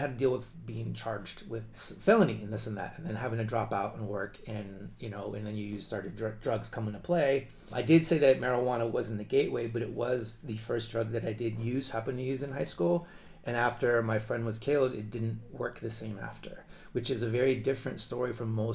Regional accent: Tucson, Arizona, United States; I'm from Tucson

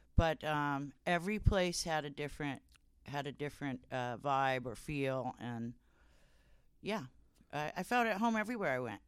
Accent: Santa Barbara, California, United States; moved away as an adult; also born or lived in Ojai, California / Hawaii / New Zealand / Florida; now in Eugene, United States; California, uh, Santa Barbara

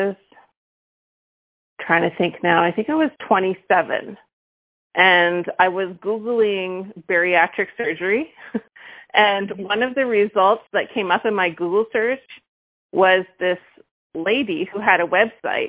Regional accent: Vancouver, British Columbia, Canada; now in Quebec, Canada; I'm from Vancouver, but landed in Quebec

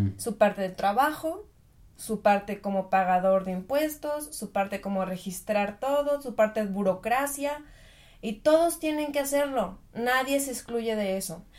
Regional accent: Mexico; moved away as an adult; now in Germany; yo vivía en México, obviamente yo soy de México

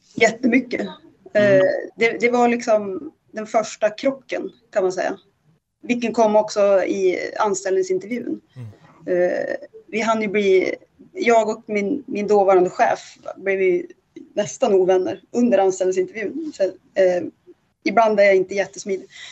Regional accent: inland Norrland, Sweden; now in Stockholm, Sweden; jag kommer från ett ganska litet ställe. Mm. Eh, som, eh, och, och ganska heteronormativt. Liksom Norrlands inland, pytteliten by. Alla känner alla

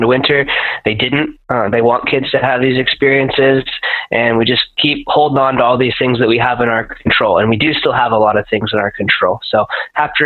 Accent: East Side of Washington state, United States; moved away as an adult; also born or lived in Puget Sound; I try to bring a little bit of that East Side culture over to the Puget Sound

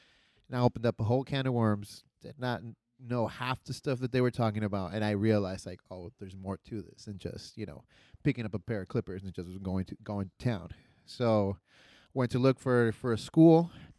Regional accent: Argentina; also born or lived in Loma Linda, California / Colorado; now in California, United States; So originally I'm from Argentina. So I'm from the real. I'm from the real down south. If you know what I mean. the real deep south.

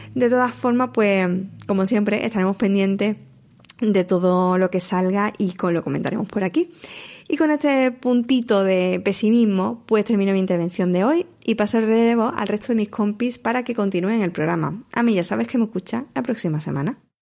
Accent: Huelva, Andalusia, Spain; con mi tierra, con Huelva

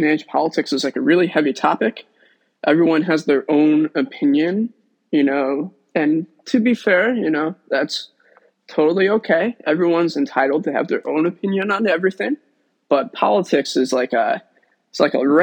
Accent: Chicago, Illinois, United States; I'm from Chicago, lifelong Chicagoan

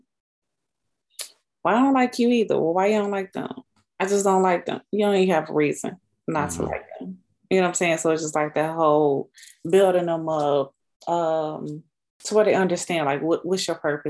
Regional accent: Chicago, Illinois, United States; Grew up on the south side of Chicago

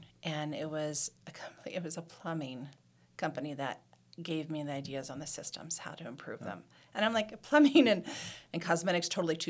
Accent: Ohio, United States; moved away; I'm from Ohio.

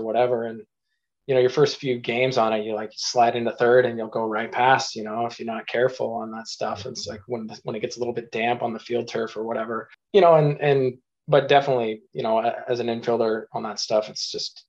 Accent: Eastern Washington, United States; growing up in Eastern Washington

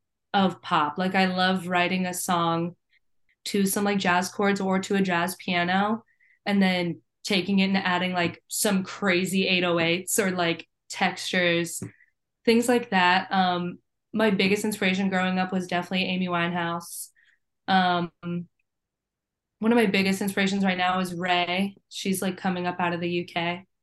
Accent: Canada; I'm French Canadian. I could not know any less Spanish.

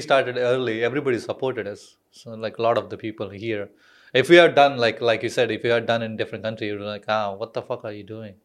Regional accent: Hyderabad, Telangana, India; moved away; I am from South, South India

